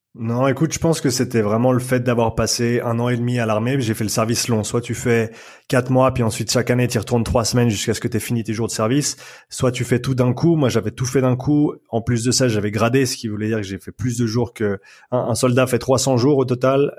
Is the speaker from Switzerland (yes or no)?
yes; Nyon, Vaud, Switzerland; moved away as an adult; also born or lived in Australia / Vancouver, Canada; je, suis né et j'ai grandi ici en Suisse, à Nyon